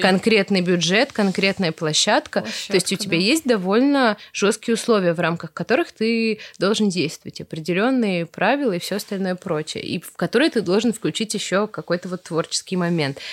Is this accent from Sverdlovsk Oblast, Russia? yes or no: no; Veliky Novgorod, Novgorod Oblast, Russia; я из Великого Новгорода, и нас выводили с новгородскими художниками все эти наши старинные церкви там зарисовывать